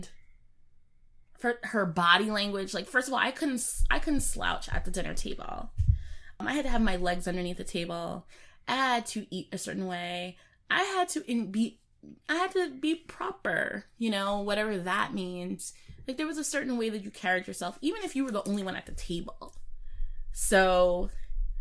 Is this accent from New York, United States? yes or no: yes; New York City, New York, United States; I was from Queens. And where I grew up in Queens